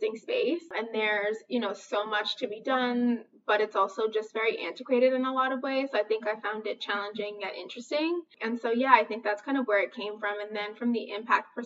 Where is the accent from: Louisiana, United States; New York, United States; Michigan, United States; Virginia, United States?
New York, United States; New York City; moved away as an adult; now in Chicago, United States; I was born and raised in Brooklyn, New York. I had just recently moved to Chicago